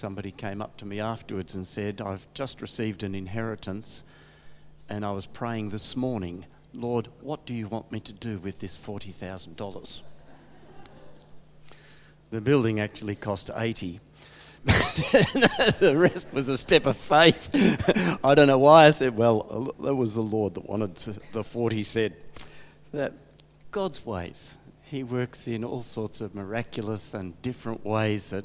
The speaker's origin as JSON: {"language": "English", "town": "Geelong", "region": "Victoria", "country": "Australia", "tie": "born or raised there", "also_born_or_lived": "Adelaide, Australia / Crystal Brook, Australia", "lives_now": "Colac, Australia", "said": "We grew up around Geelong and got married in Geelong"}